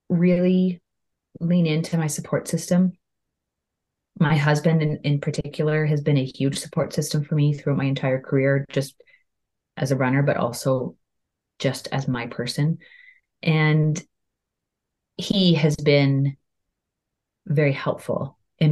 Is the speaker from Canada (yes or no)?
yes; Canada; I'm Canadian